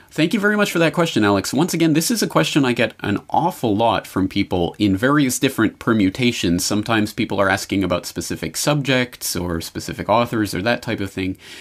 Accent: Canada; moved away as an adult; also born or lived in Calgary; now in Japan; my home in native land in Canada

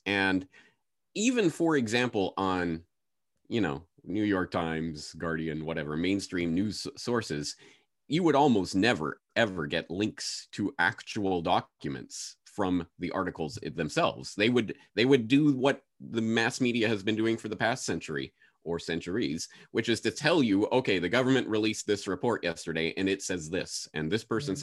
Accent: Canada; moved away as an adult; now in Japan; I'm a Canadian citizen, so got my Canadian passport.

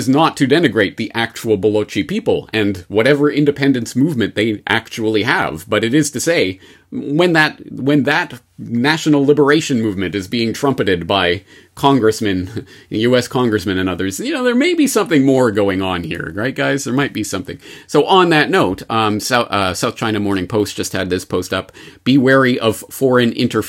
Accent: Canada; now in Japan; Because I often feel that as a Canadian in Japan, who obviously, a lot of our audience is in America

